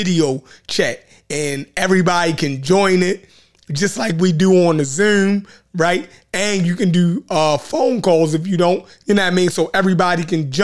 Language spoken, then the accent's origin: English; Baltimore, Maryland, United States; accent: Baltimore; Baltimore accent